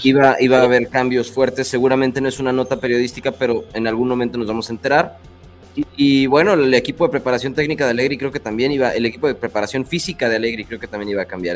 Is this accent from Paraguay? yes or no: no; Mexico; Nosotros como mexicanos